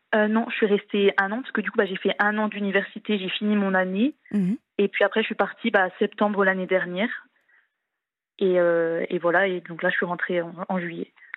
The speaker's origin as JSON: {"language": "French", "region": "eastern France", "country": "France", "moved": "as an adult", "lives_now": "Italy", "said": "je suis de l'Est de la France"}